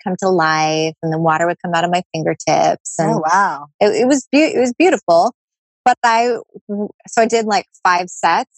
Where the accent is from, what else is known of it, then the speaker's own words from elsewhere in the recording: San Diego, California, United States; I'm from San Diego